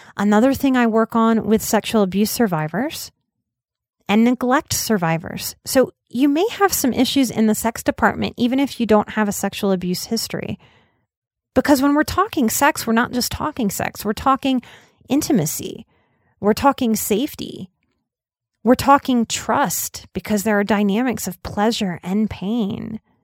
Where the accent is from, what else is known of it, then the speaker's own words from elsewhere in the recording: New Orleans, Louisiana, United States; growing up in New Orleans